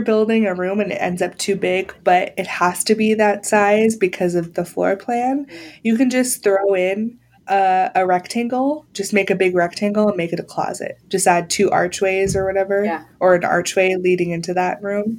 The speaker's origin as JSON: {"language": "English", "town": "San Diego", "region": "California", "country": "United States", "tie": "born or raised there", "said": "growing up in San Diego"}